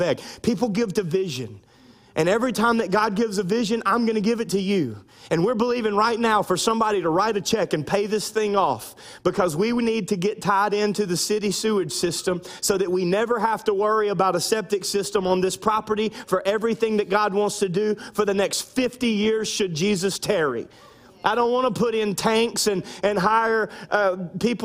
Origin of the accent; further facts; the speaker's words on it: United States; now in South Louisiana, United States; I'm American